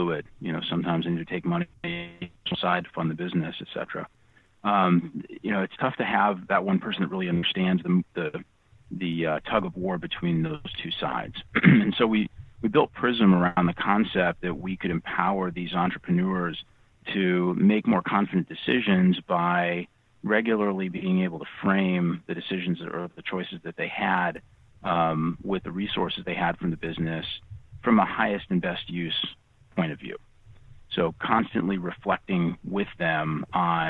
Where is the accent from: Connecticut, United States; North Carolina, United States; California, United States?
Connecticut, United States; Rocky Hill; now in Arizona, United States; I grew up in Connecticut playing hockey